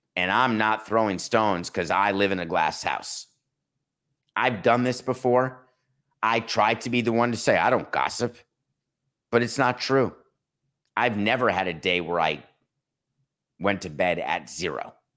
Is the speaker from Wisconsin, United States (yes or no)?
yes; Milwaukee, Wisconsin, United States; the city of Milwaukee, my hometown, birth town